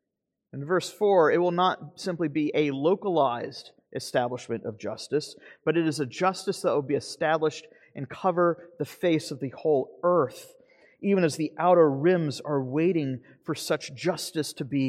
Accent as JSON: {"language": "English", "region": "Florida", "country": "United States", "tie": "born or raised there", "said": "You know, back home, I grew up in North Florida"}